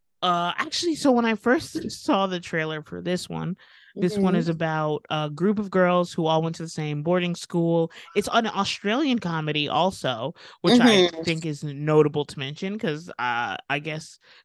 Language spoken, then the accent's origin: English; United States; and then, and maybe that's my American ignorance showing, you know.